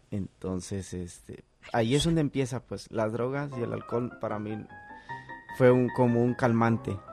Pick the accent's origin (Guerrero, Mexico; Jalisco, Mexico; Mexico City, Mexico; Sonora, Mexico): Guerrero, Mexico; Costa Chica of; also born or lived in Acapulco, Mexico; now in United States; yo soy de Acapulco, nací en Acapulco y me crié en la costa chica de Guerrero.